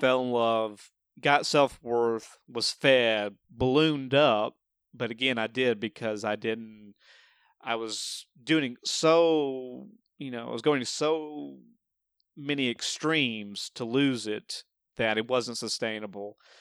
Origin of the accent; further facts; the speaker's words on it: the South, United States; being from the South